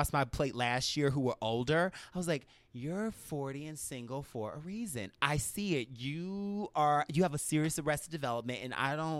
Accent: the South, United States; I'm a Southerner

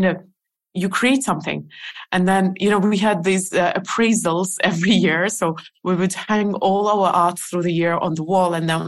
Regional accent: Estonia; I never lived in Russia. I lived in Soviet Union, and I know that for the outside world, it's the same. But I've lived in Estonian. I mean, in the part of the Soviet Union which is Estonia

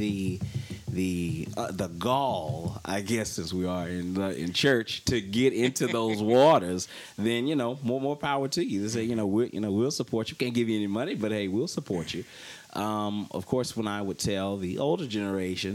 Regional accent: Mississippi, United States; moved away; Me and my cousins, like I said, growing up in Mississippi

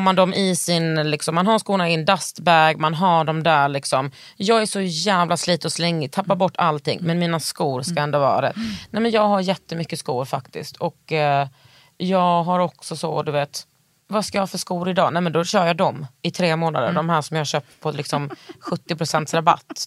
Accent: Västergötland, Västra Götaland, Sweden; jag är eh, bördig från Västergötland

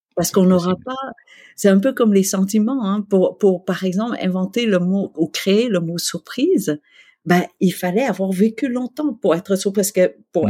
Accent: Quebec, Canada; also born or lived in Vietnam / Malaysia; en tant que Québécois

